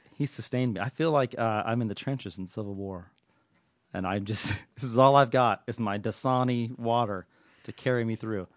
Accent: Southern California, United States; also born or lived in Oakland; I'm nothing if not a hockey fan growing up in Southern California.

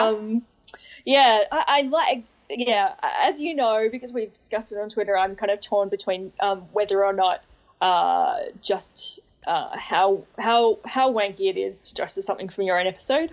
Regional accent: Australia; I'm, like, the second Australian then.

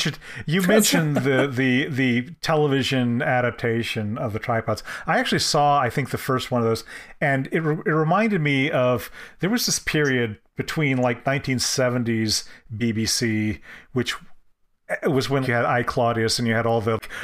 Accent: United States; as an American

